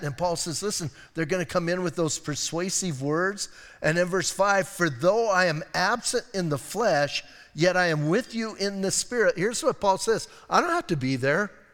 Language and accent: English; Bisbee, Arizona, United States; I'm from Bisbee.